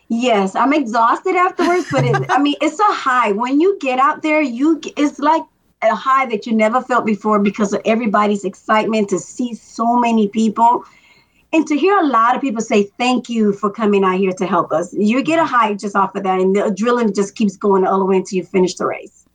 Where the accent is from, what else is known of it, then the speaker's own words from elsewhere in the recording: Miami, Florida, United States; now in Atlanta, United States; I'm from Miami, Florida. My parents are immigrants from Dominican Republic